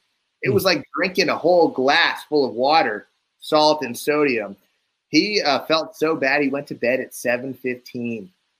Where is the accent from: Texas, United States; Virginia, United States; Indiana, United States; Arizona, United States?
Arizona, United States; I'm not from the coast, I guess. I'm from Arizona, Western guy.